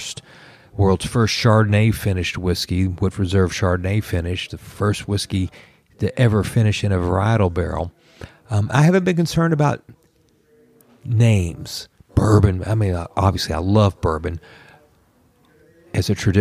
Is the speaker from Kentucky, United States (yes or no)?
yes; Kentucky, United States; growing up in Kentucky